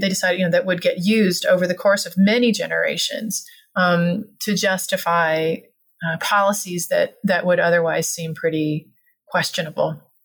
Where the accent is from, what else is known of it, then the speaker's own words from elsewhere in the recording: Alabama, United States; I grew up in Alabama